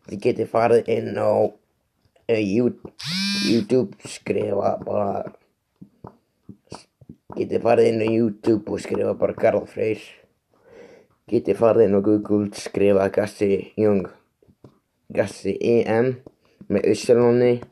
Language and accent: Icelandic; Iceland; ég er 25 ára gammal, ég er uppalinn á Skarsund eins og því ég sagði aðan.